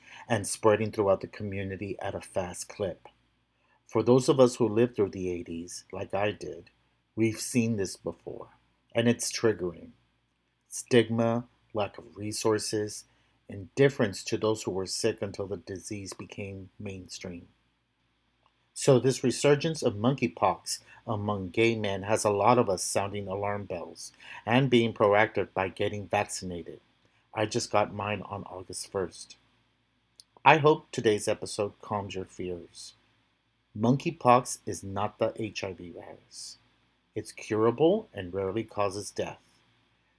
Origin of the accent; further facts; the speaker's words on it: Texas, United States; my home state of Texas